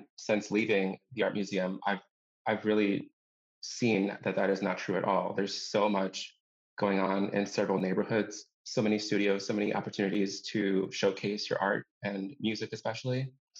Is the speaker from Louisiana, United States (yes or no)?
no; Los Angeles, California, United States; born there; now in Milwaukee, United States; So I am not from Milwaukee originally. So my parents were both born and raised in different parts of Mexico, and they met and got married in Los Angeles, California. And that's where my sister and I were born.